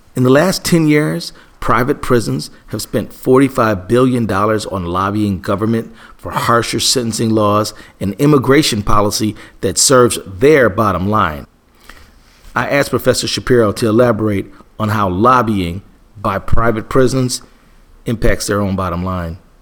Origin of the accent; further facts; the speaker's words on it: Minnesota, United States; my home state of Minnesota